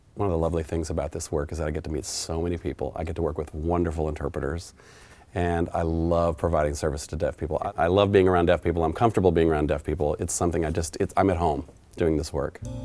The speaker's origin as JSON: {"language": "English", "region": "Oklahoma", "country": "United States", "said": "It touches on my homeland. I'm from Oklahoma, actually."}